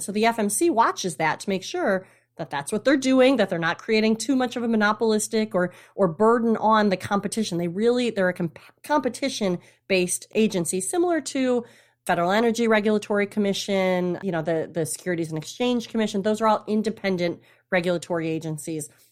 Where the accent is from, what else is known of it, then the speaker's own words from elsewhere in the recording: Traverse City, Michigan, United States; also born or lived in south coast of Massachusetts; now in Massachusetts, United States; originally from Michigan, Traverse City, Michigan, up north. North. I grew up on the lakes